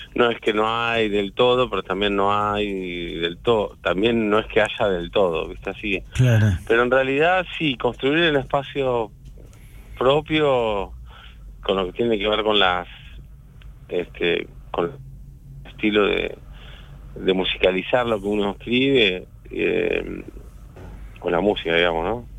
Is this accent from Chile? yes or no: no; La Plata, Buenos Aires Province, Argentina; Soy de La Plata, como Federico Moura